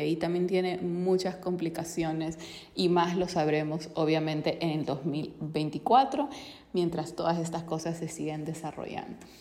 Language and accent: Spanish; Peru; yo soy de Perú